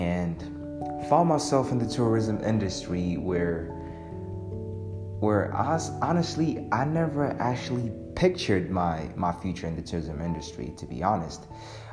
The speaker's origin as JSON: {"language": "English", "region": "Arusha", "country": "Tanzania", "said": "I'm from Arusha, Tanzania"}